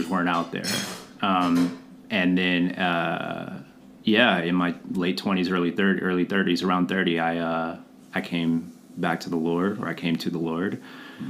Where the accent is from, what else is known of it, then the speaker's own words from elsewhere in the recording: Atlanta, Georgia, United States; I grew up in Atlanta.